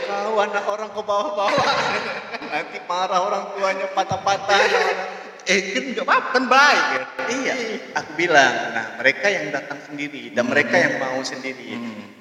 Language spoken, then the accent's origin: Indonesian; Padang, West Sumatra, Indonesia; also born or lived in Aceh; Jadi mereka ketemu di sana, kami lahir Terus ke di Padangnya pindah ke Padang tahun 2000 akhir saat konflik lagi